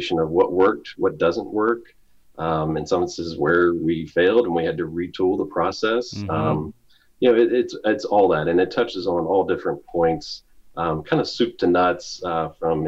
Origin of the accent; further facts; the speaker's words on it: Jacksonville, Florida, United States; also born or lived in Orlando, Florida; I grew up in Florida. I wasn't born in Florida, but we moved there when I was a young kid, mostly Jacksonville, Florida.